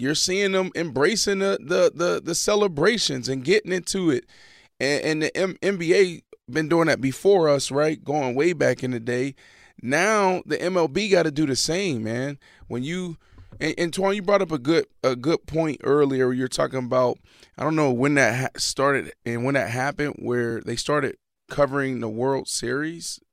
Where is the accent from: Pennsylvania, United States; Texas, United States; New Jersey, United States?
Pennsylvania, United States; Pittsburgh; growing up in Pittsburgh, like, we played football